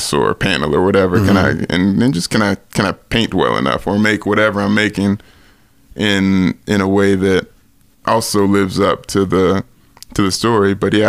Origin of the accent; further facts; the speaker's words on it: Nashville, Tennessee, United States; I grew up in Nashville